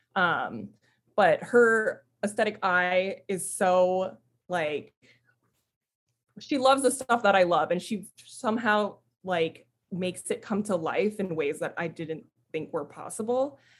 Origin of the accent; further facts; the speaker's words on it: United States; now in San Diego, United States; I'm Filipino, first generation Filipino American. Both my parents emigrated to the States